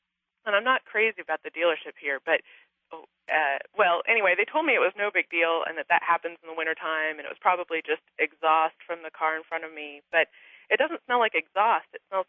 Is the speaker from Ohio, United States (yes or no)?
no; California, United States; moved away; also born or lived in New Jersey; I grew up in California, and I most recently moved from New Jersey.